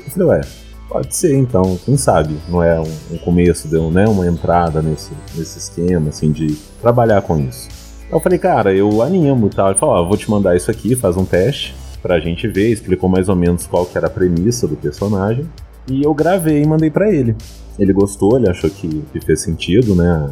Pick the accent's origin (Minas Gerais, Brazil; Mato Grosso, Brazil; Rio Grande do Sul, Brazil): Minas Gerais, Brazil; accent: mineiro; o meu desafio era tirar totalmente o sotaque mineiro